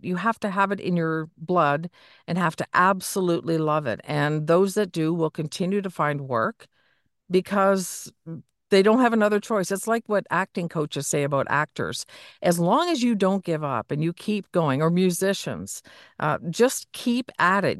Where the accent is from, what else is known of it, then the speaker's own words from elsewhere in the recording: Niagara area, Ontario, Canada; I grew up in the Niagara area.